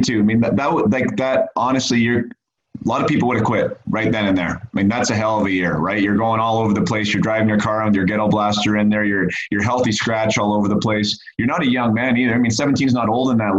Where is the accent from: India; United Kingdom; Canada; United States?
Canada; Vernon, British Columbia; my hometown